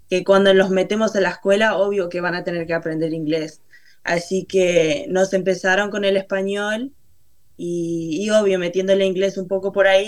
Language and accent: Spanish; Uruguay; como que las raíces de Uruguay las tengo todavía ahí. Y, si me preguntas si me considero uruguaya, yo digo que sí.